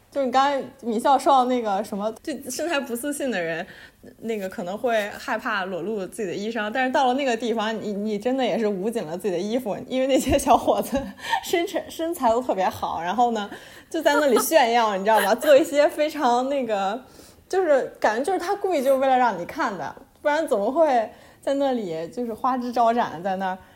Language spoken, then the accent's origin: Chinese; Beijing, China; 我身为北京人的我从来没，没去过的地方，就是我从来没有去过北海公园